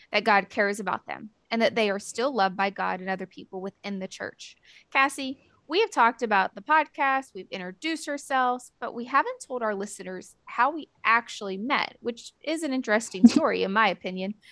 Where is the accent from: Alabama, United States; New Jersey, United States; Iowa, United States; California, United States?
Alabama, United States; Theodore; also born or lived in other US states; I am originally from the Deep South, meaning I grew up mostly in Theodore, Alabama. And you most likely have no idea where that is, but it's right next door to Mobile, Alabama. I say mostly because I'm an Army kid.